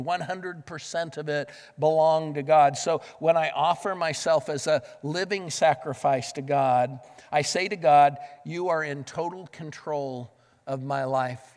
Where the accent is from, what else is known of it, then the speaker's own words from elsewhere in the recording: the West, United States; moved away; Growing up in the West